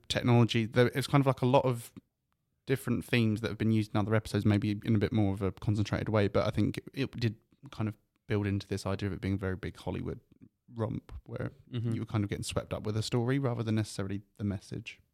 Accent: United Kingdom; I say this as a British person

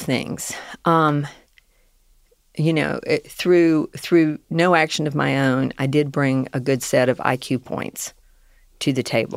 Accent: the South, United States; accent: Southern; I was raised in the South

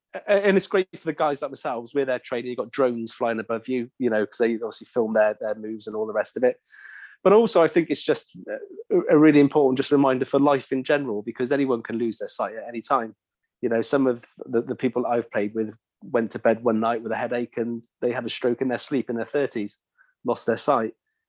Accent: England, United Kingdom; also born or lived in Wales; now in Cardiff, United Kingdom; I grew up in England

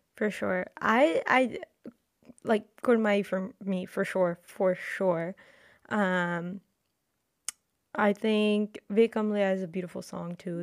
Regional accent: Delhi, India; I'm from Delhi

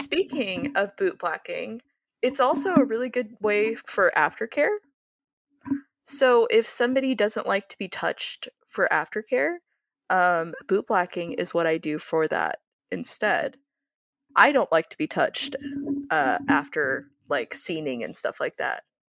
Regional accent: Oklahoma, United States; I'm from Oklahoma

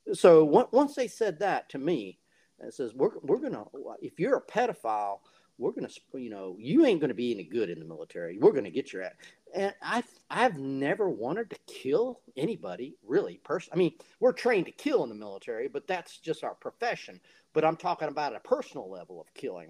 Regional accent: Fingerville, South Carolina, United States; I'm from a small town called Fingerville, South Carolina

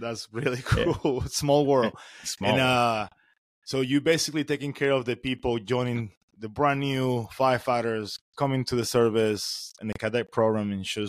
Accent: Florida, United States; I'm from Florida

